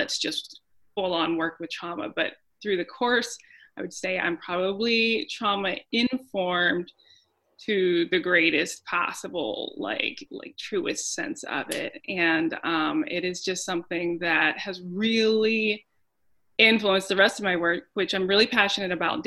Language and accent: English; Dallas, Texas, United States; now in Anchorage, United States; I am from Anchorage, Alaska right now, originally Dallas, Texas.